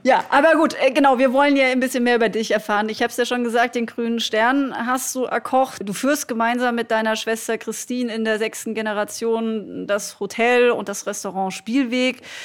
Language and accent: German; Black Forest, Baden-Württemberg, Germany; now in Berlin, Germany; mitten in meiner Heimat.